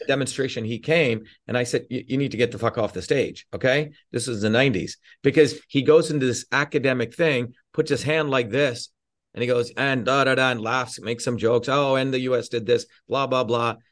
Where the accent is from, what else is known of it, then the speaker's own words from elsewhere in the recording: India; now in United States; I grew up in India experiencing the fucking caste system